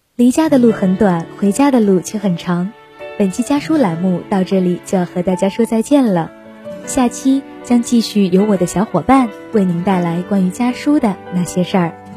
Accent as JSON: {"language": "Chinese", "region": "Heilongjiang", "country": "China", "tie": "born or raised there", "moved": "as an adult", "lives_now": "Nanjing, China", "said": "来自黑龙江，我在南京大学，距离我的家乡两千六百一十一公里"}